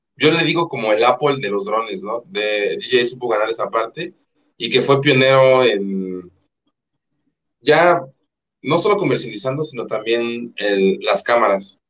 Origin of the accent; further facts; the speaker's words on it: Mexico; soy mexicana